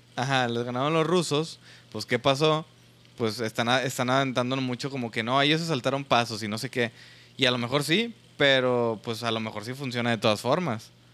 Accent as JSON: {"language": "Spanish", "town": "Monterrey", "region": "Nuevo León", "country": "Mexico", "said": "nosotros que somos de Nuevo León y Monterrey"}